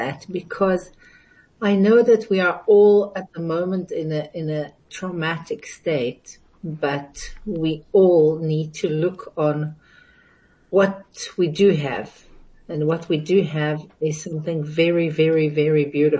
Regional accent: Jerusalem, Jerusalem District, Israel; moved away as an adult; now in South Africa; I was born in Jerusalem, raised in Jerusalem, went to a youth movement in Jerusalem

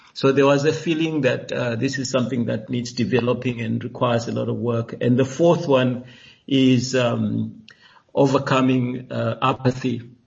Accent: South Africa; we as South Africans

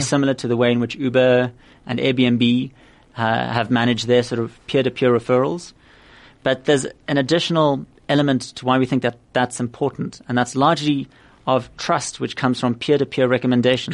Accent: Cape Town, Western Cape, South Africa; also born or lived in Oxford; born and raised in Cape Town

